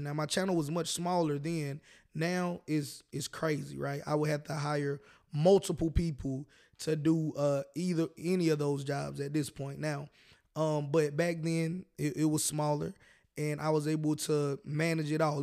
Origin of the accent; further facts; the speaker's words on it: the South, United States; I personally am born and raised in the South